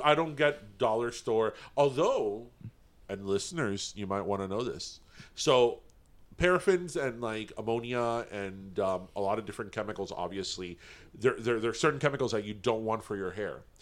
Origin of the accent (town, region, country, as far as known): Miami, Florida, United States